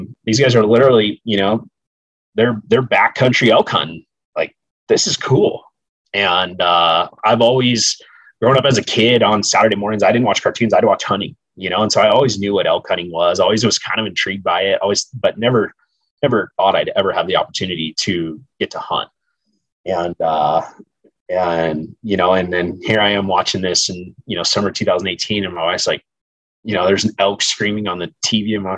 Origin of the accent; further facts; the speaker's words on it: Southern California, United States; the opportunities, you know, for hunting were extremely limited growing up in Southern California